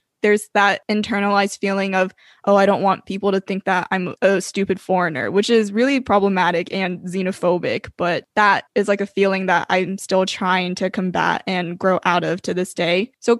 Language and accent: English; Atlanta, Georgia, United States; Cindy and I are both the children of immigrants from China, and we grew up in Atlanta, Georgia. Or Metro Atlanta, Georgia. So we've grown up as Chinese Americans in the South